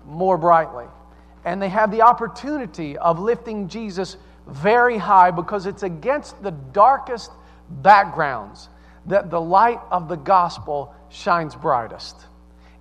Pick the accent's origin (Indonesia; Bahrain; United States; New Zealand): United States; the South; accent: Southern; also born or lived in Staten Island, New York; now in Mechanicsburg, United States; I sound like I'm from the South